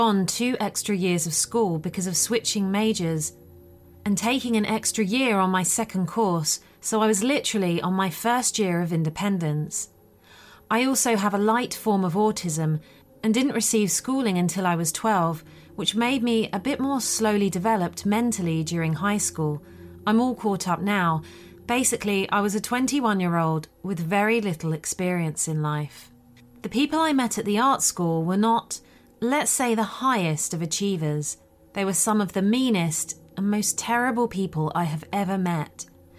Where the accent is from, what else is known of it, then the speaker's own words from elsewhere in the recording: Sweden; it happened in my home country of Sweden when I went to an art school for a summer course